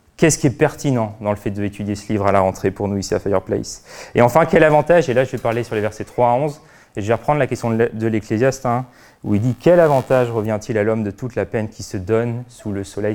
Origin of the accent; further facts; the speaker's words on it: France; en tant que bon Français